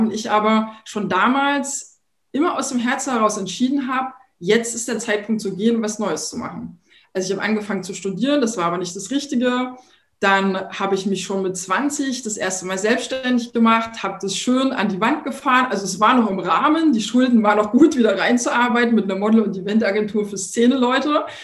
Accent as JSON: {"language": "German", "region": "Thuringia", "country": "Germany", "tie": "born or raised there", "moved": "yes", "lives_now": "Berlin, Germany", "said": "Ich komme ja ursprünglich aus Thüringen, bin jetzt seit, das muss ich mal kurz rechnen, 26 Jahren in Berlin und bin da sehr behütet aufgewachsen"}